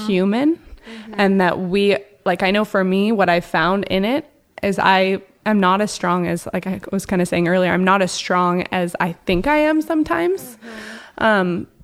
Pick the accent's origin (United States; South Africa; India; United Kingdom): United States; Portland; now in Hawaii, United States; living here in Hawaii, I'm from Portland area originally